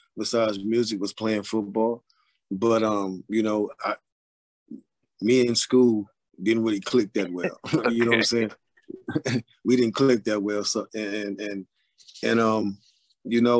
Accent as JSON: {"language": "English", "town": "Cleveland", "region": "Ohio", "country": "United States", "tie": "born or raised there", "said": "I was born and raised in Cleveland, Ohio."}